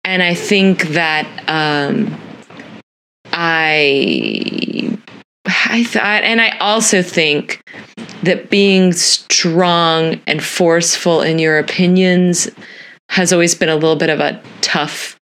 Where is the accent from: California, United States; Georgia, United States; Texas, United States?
Texas, United States; Dallas; also born or lived in Philadelphia area; growing up in Dallas, Texas in the 80s and 90s